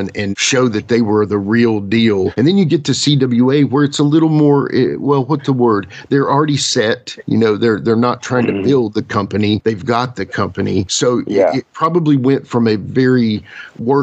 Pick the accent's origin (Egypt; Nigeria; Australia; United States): United States; Mid-Atlantic; I'm a Mid-Atlantic kid. We grew up in the Mid-Atlantic area